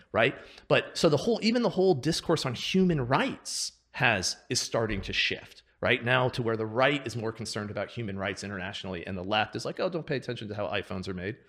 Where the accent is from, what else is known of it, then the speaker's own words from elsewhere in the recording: Seattle, Washington, United States; I grew up in Seattle, outside of Seattle